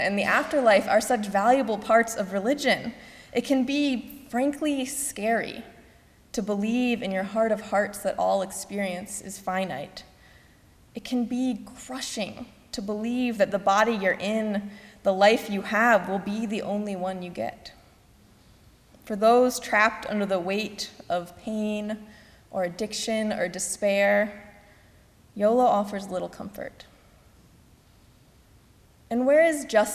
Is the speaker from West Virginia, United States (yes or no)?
no; Missouri, United States; my home state of Missouri